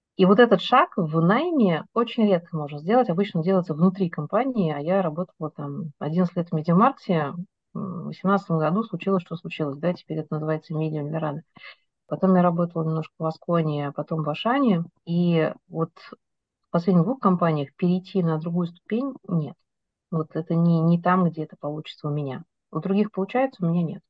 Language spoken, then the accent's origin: Russian; Novocheboksarsk, Chuvash Republic, Russia; moved away as an adult; now in Moscow, Russia; Я из э, города, который все путают, как он пишется, из Новочебоксарска, Чувашской республики